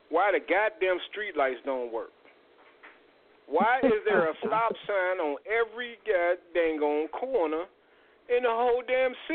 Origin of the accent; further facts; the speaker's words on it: Gary, Indiana, United States; goddamn it, I grew up in that bitch.